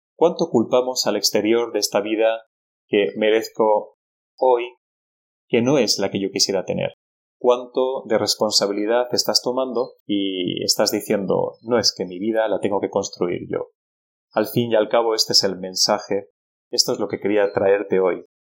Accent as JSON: {"language": "Spanish", "country": "Spain", "said": "con nosotros como pueblo español"}